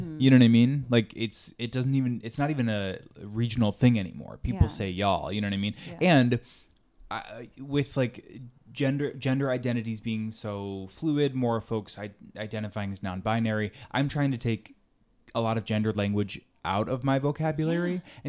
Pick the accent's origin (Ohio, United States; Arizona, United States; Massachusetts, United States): Ohio, United States; Northeast; moved away; growing up in Northeast Ohio, I would say pop, which is regional. Mm-hmm. It's a little different, I guess, because folks all over say different things, but now I say soda.